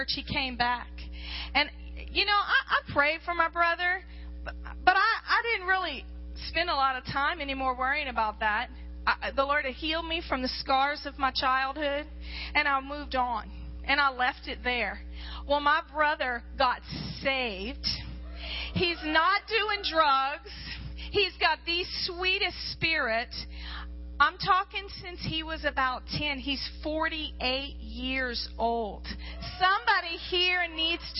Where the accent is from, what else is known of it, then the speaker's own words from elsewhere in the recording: Louisiana, United States; moved away as an adult; now in Alaska, United States; I was raised in Louisiana, and the enemy nearly destroyed me there as a young girl